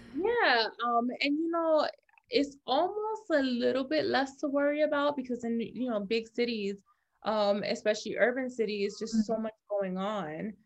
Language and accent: English; New York City, New York, United States; I'm from the Bronx. I was born in the Bronx. I lived there until I was like 12 years old, and then I still went to high school in the Bronx.